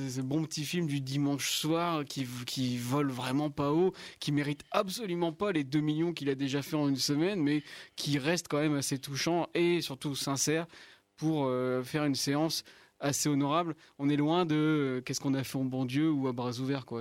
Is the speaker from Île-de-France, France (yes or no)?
no; the Nord, Hauts-de-France, France; also born or lived in Lille; nous, en tant que personnes qui vivent à Lille, qui viennent du Nord